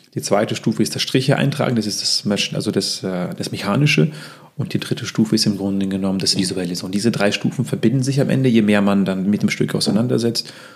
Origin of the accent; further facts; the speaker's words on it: Russia; also born or lived in Lübeck, Germany; now in Munich, Germany; wir kommen ja zwar aus Russland, aber ich war seit vielen, vielen Jahren nicht mehr in Russland